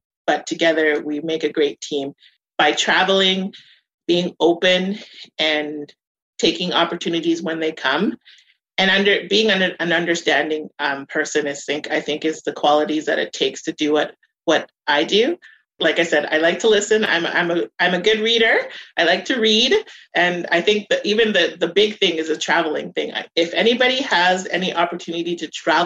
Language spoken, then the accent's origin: English; Winnipeg, Manitoba, Canada; I'm from Winnipeg. I'm proud of being from here. I grew up in the North End for most of my childhood, and then I moved to St. Vital.